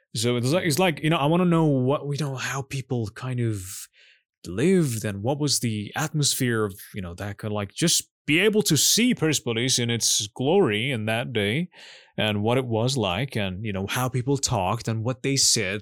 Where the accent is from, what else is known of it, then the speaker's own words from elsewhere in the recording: Iran; I'm Iranian